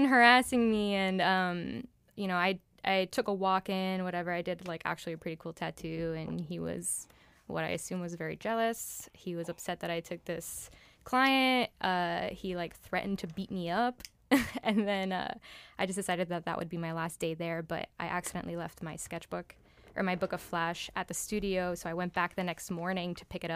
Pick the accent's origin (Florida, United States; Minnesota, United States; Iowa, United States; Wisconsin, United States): Florida, United States; Miami; also born or lived in New York; I was born in Miami